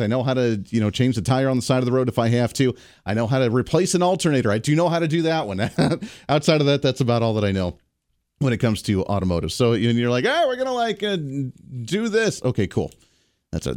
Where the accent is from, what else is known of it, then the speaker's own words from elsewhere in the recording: Ohio, United States; moved away; growing up in Ohio, still having a lot of people that I know in Ohio